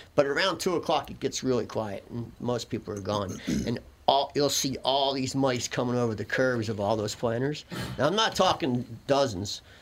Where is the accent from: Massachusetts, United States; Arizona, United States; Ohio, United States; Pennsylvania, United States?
Pennsylvania, United States; Philadelphia; we grew up in Philadelphia and people actually still have coal furnaces